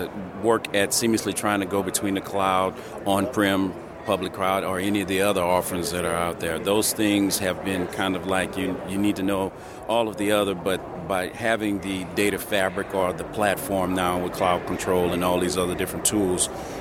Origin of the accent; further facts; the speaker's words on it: Houston, Texas, United States; I'm from the Houston area